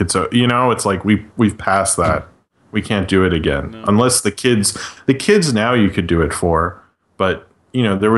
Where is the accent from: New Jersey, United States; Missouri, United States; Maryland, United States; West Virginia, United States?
Maryland, United States; Baltimore; moved away